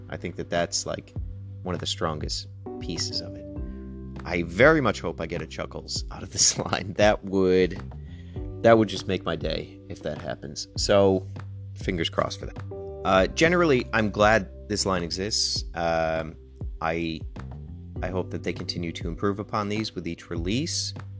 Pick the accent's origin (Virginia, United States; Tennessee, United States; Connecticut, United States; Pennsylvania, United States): Connecticut, United States; the kind of small town that we grew up in in Connecticut